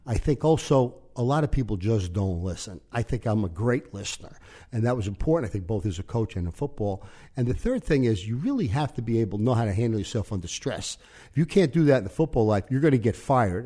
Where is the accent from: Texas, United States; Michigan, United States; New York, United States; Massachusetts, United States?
New York, United States; New York City; moved away as an adult; also born or lived in Yonkers / Omaha; we grew up in the Dyke Street section of New York, which is gang area.